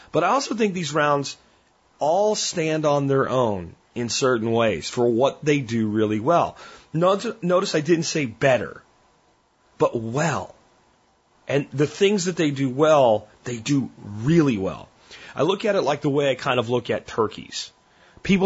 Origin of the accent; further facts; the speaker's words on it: Pennsylvania, United States; I grew up hunting turkeys in Pennsylvania in the 80s